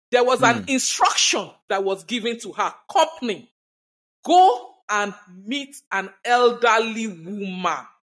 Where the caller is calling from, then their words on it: Nigeria; I'm currently speaking from Nigeria. For a long while, we've been battling terrorism and all of that.